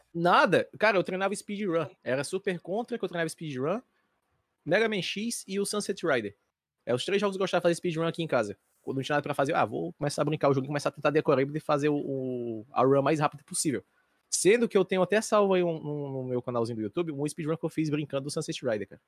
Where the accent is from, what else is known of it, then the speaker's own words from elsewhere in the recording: Fortaleza, Ceará, Brazil; Eu tenho 26 anos e sou de Fortaleza, Ceará